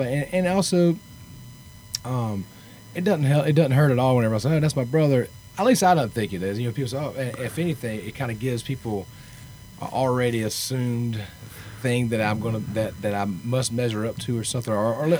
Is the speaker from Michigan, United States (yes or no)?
no; Sumter, South Carolina, United States; moved away as an adult; now in Nashville, United States; Originally, Sumter, South Carolina.